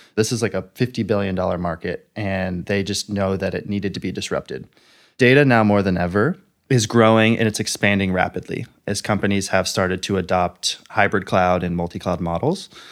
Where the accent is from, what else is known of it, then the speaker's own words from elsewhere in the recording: Bay Area, Silicon Valley, California, United States; also born or lived in Los Angeles, California; I grew up in the Bay Area, so I kinda grew up in the tech world. I grew up in Silicon Valley